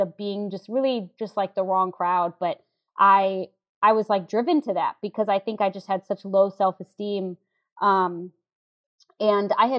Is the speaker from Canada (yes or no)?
no; St. Louis, Missouri, United States; moved away as an adult; now in New York, United States; if I was still in St. Louis